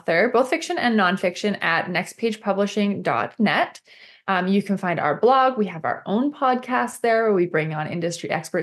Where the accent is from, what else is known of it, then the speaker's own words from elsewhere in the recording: Canada; I'm Canadian